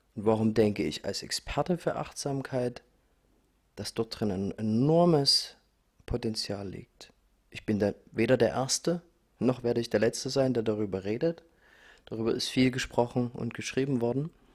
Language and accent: German; Dresden, Saxony, Germany; ich bin in Dresden geboren, ich bin in Ostdeutschland aufgewachsen